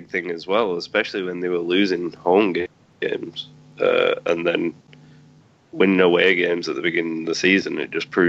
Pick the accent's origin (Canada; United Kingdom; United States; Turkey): United Kingdom; England; me being English